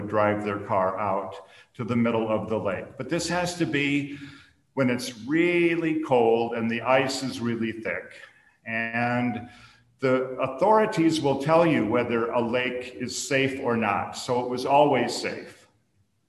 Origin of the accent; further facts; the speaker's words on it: Minnesota, United States; I grew up in Minnesota, which is sometimes called the land of lakes